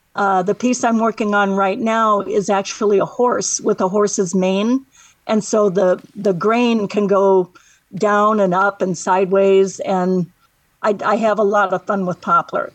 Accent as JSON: {"language": "English", "town": "Michigan City", "region": "Indiana", "country": "United States", "tie": "born or raised there", "also_born_or_lived": "South Bend, Indiana", "said": "I was born in Michigan City, which is where I live right now"}